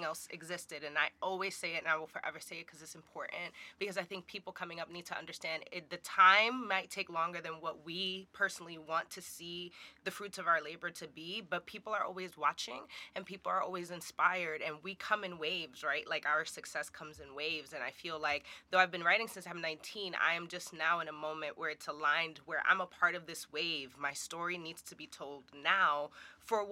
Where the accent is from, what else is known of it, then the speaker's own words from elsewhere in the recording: New York City, New York, United States; I'm a Dominicana from the Bronx